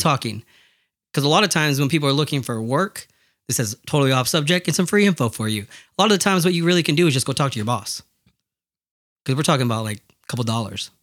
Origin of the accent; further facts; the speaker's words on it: United States; my family's from Mexico and I'm American